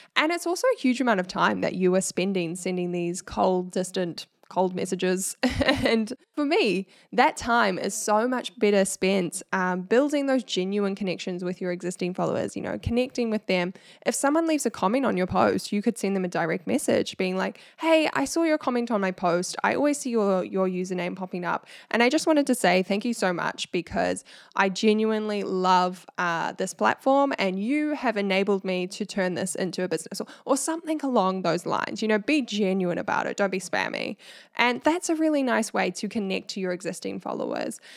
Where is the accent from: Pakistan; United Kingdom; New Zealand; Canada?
New Zealand; accent: Kiwi; my Kiwi accent